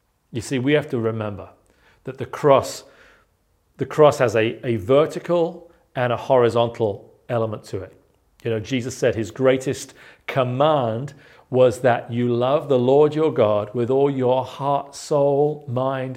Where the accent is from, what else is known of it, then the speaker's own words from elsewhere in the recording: South East England, United Kingdom; moved away; growing up in England